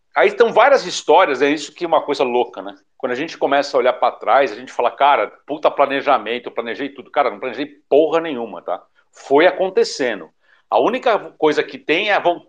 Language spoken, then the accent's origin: Portuguese; São Paulo, Brazil; moved away as an adult; also born or lived in southern Brazil; Eu sou paulista, né? Daí eu não aguentei mais morar em São Paulo.